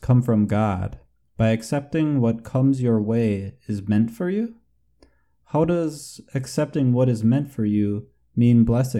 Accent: United States; I am from the United States.

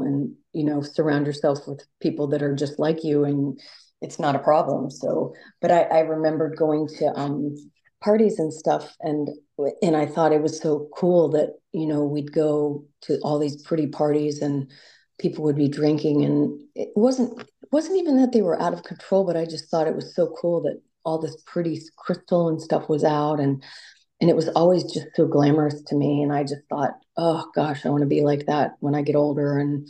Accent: Virginia Beach, Virginia, United States; I grew up in Virginia Beach.

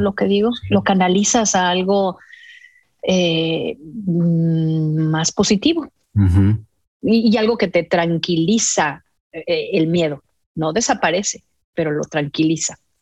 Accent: Mexico; moved away; soy mexicana

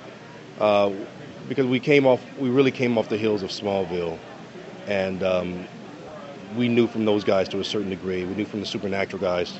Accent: Detroit, Michigan, United States; moved away; I'm from Detroit originally

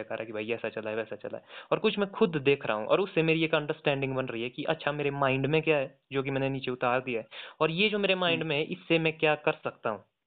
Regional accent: Kullu, Himachal Pradesh, India; also born or lived in Shimla; मैं कुल्लू से हूँ

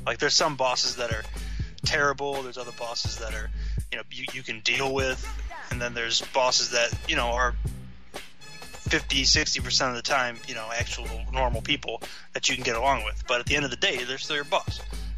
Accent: Las Vegas, Nevada, United States; So I'm from Vegas, and I'm good with a shank. So, like, I'm ….

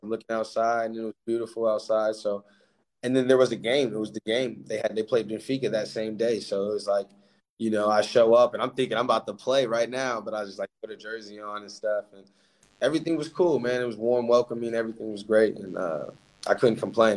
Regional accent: Alaska, United States; moved away as an adult; now in Portugal; born and raised in Alaska

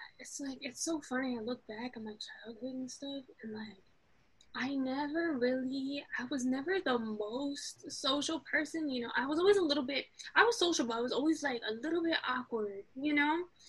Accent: Queens, New York, United States; also born or lived in Morocco; I'm from Morocco and New York. So basically, I was born in the States, but immediately shipped off to Morocco as a newborn. And then I was raised there until I was, like, 6. And then I came back to Queens

